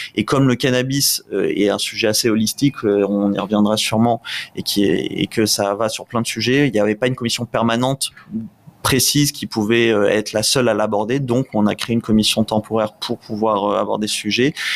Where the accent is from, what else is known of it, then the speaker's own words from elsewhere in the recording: Réunion; en tant que jeune ultramarin puisque je viens de la Réunion